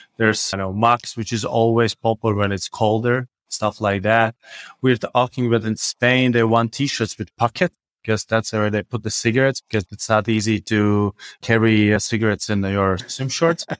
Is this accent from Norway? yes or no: no; Riga, Latvia; I'm from Riga, Latvia